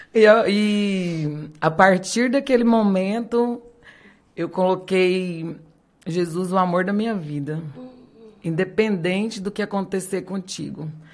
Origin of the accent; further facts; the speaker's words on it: Minas Gerais, Brazil; now in Rondonópolis, Brazil; Nasci lá em Minas Gerais